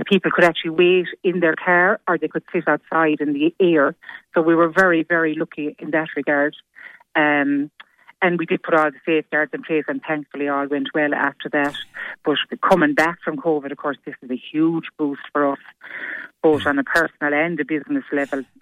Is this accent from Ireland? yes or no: yes; Croom, Munster, Ireland; I'm from Croom myself.